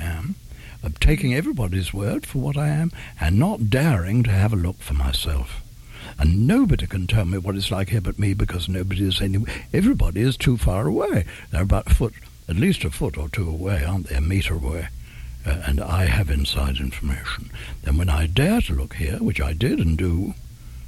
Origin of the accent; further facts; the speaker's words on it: England, United Kingdom; I'm English.